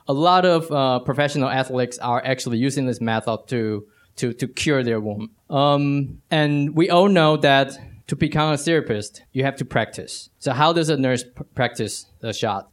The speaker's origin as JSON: {"language": "English", "country": "Taiwan", "said": "I'm from Taiwan"}